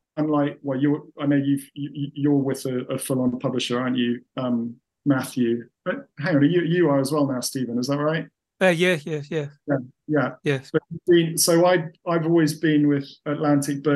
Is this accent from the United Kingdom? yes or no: yes; England, United Kingdom; I sound and am, to all intents and purposes, English.